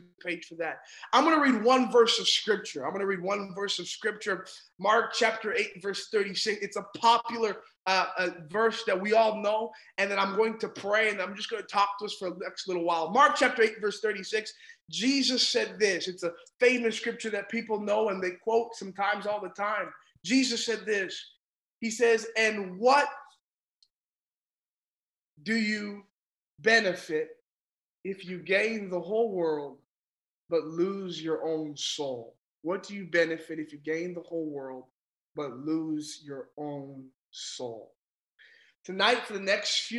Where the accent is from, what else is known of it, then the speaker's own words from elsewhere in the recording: Ontario, Canada; I'm from Ontario in Canada.